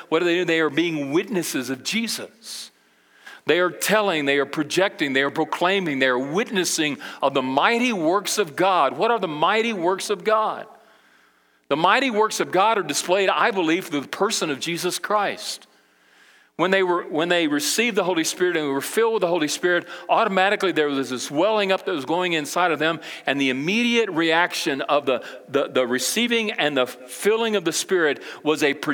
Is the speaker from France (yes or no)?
no; Brazil; But I can remember when I grew up in Brazil, my parents, you know, they were missionaries, and we went over to South America, Brazil, with the International Mission Board when I was uh, eight years old.